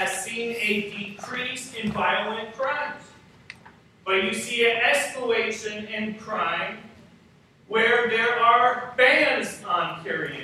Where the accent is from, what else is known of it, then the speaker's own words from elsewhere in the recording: United States; As an American